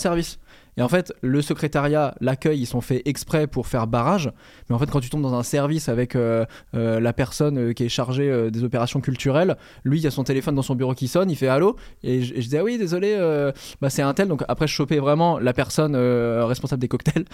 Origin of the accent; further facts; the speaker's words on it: Normandy, France; J'ai grandi en Normandie, hein, vraiment